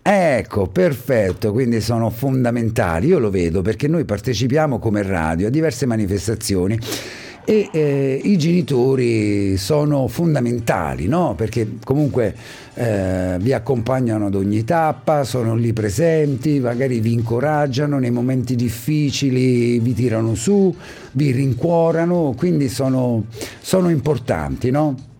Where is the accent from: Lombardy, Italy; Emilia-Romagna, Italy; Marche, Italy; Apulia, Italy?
Marche, Italy; Ascoli Piceno; accent: Ascolano; io ho l'accento ascolano